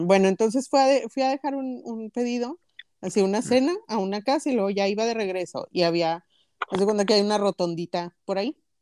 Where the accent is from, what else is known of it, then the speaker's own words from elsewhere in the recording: Linares, Nuevo León, Mexico; las crónicas de mi pueblo